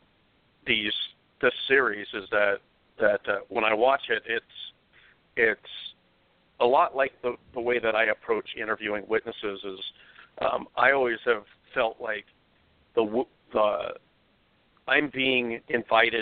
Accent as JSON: {"language": "English", "region": "West Coast", "country": "United States", "said": "I'm from the West Coast"}